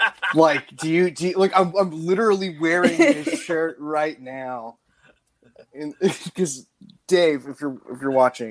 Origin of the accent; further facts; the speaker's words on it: Lafayette, Louisiana, United States; And I'm also from Lafayette, Louisiana.